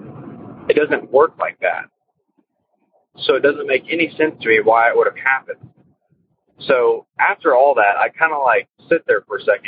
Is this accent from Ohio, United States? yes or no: no; Texas, United States; I'm from Texas